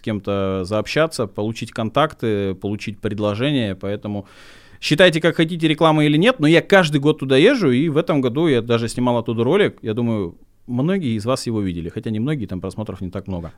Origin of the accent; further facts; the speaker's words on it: Oryol, Oryol Oblast, Russia; я человек с региона, я из Орла